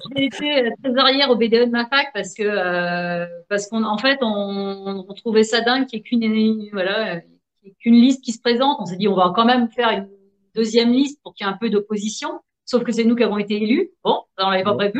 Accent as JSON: {"language": "French", "town": "Nantes", "region": "Pays de la Loire", "country": "France", "tie": "born or raised there", "said": "je suis née à Nantes"}